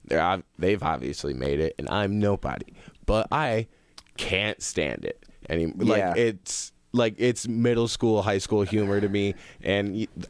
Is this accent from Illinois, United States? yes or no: no; Zeeland, Michigan, United States; now in Grand Rapids, United States; I grew up in Zealand